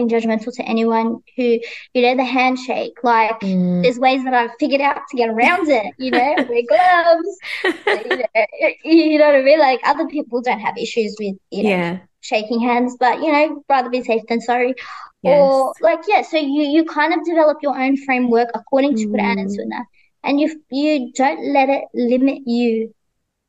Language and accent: English; Australia; growing up in Australia